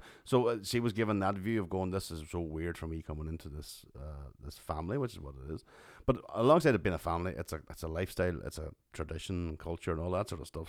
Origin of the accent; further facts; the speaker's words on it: Tyrone, Northern Ireland, United Kingdom; Coming from Tyrone